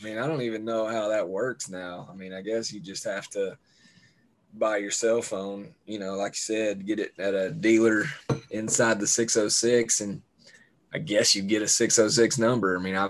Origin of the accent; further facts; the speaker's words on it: Kentucky, United States; Down here in the 606, baby. 606.